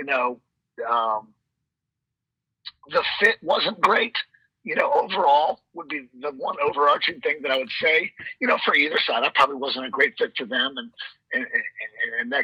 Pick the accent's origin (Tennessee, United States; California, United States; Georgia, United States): Georgia, United States; Gwinnett County; I grew up in Gwinnett